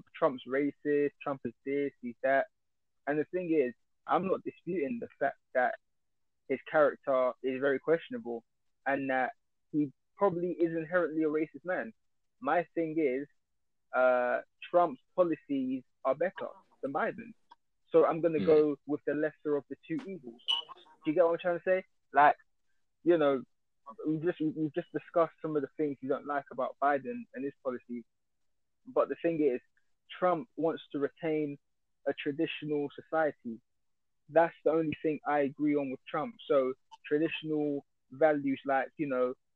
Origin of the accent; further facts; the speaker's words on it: United Kingdom; we're British